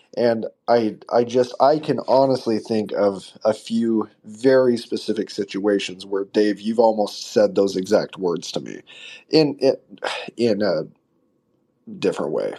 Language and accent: English; United States; I'm an American